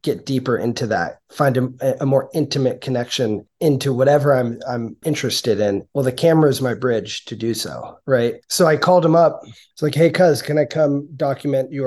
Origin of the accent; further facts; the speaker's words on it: San Francisco, California, United States; now in Sausalito, United States; I grew up in San Francisco